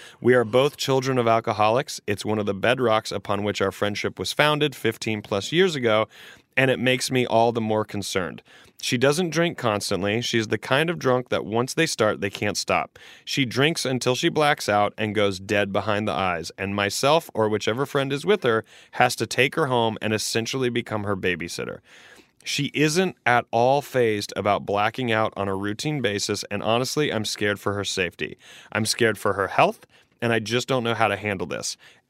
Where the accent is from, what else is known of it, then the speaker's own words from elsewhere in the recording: England, United Kingdom; I run fuelers. I grew up in England.